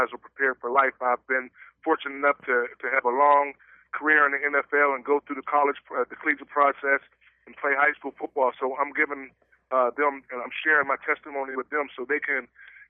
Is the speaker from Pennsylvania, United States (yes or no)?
yes; West Mifflin, Pennsylvania, United States; also born or lived in Pittsburgh / McKeesport; I was raised in Whitaker Projects in West Mifflin for most of my life